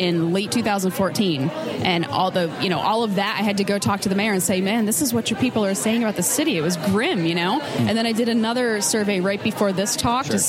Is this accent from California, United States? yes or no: no; New Jersey, United States; now in Utica, United States; I'm from Jersey